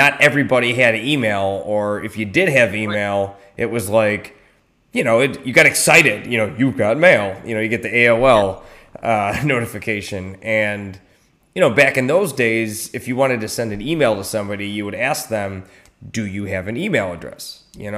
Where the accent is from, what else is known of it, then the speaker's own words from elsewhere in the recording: Buffalo, New York, United States; moved away; I'm originally from Buffalo too